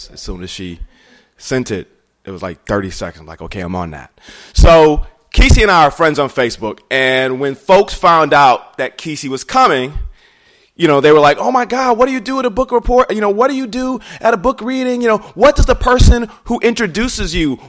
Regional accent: Inkster, Michigan, United States; also born or lived in Detroit, Michigan; I grew up in a small town outside of Detroit called Inkster.

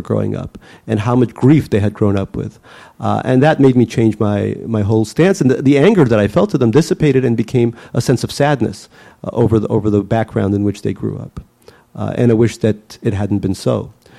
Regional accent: Russia; I think growing up in Russia

